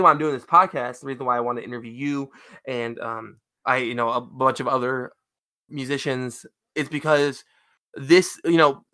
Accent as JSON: {"language": "English", "town": "Lansing", "region": "Michigan", "country": "United States", "said": "I am from Lansing"}